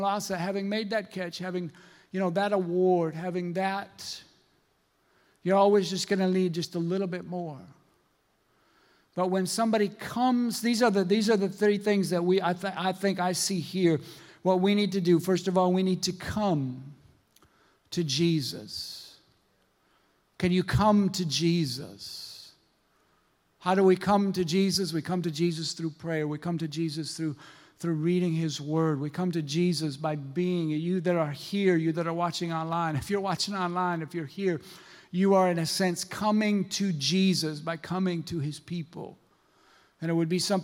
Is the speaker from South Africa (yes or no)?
no; Minnesota, United States; I'm from Minnesota, and I was working at this woodworking factory